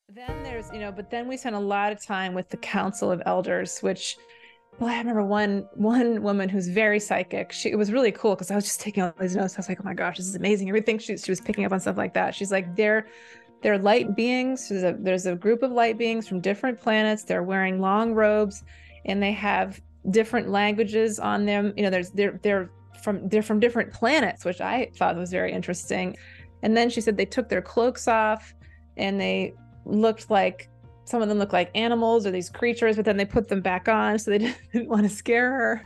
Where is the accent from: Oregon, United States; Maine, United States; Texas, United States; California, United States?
Maine, United States; also born or lived in Senegal; I grew up in Maine